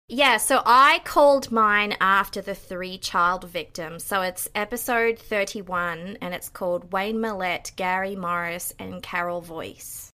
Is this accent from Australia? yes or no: yes; Australia; moved away as an adult; also born or lived in Greater Toronto Area, Canada; now in Toronto, Canada; I'm actually Australian, but I've been living here in the Greater Toronto Area for nine years now.